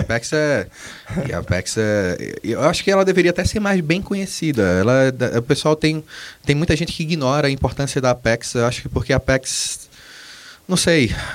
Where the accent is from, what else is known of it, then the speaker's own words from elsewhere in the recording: Brazil; Nós somos brasileiros